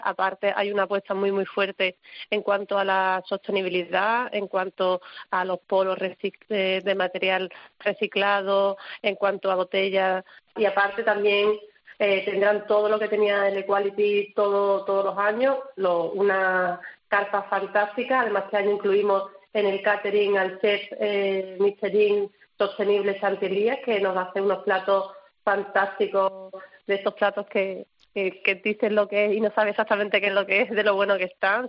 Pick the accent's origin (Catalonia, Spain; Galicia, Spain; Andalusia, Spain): Andalusia, Spain; nosotros que somos andaluces